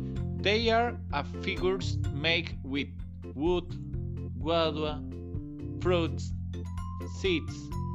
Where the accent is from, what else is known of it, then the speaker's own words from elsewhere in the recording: Anolaima, Cundinamarca, Colombia; I'm from Anolaima, Cundinamarca